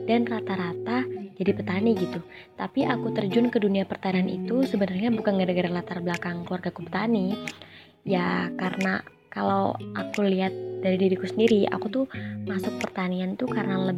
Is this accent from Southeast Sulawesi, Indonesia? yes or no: no; Tenggarong Seberang, East Kalimantan, Indonesia; asalku dari Tenggara Seberang, tepatnya di Separi 1.